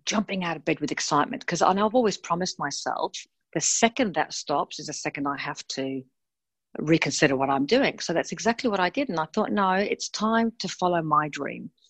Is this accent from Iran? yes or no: no; Australia; also born or lived in Melbourne, Australia / Sydney, Australia; I'm from Australia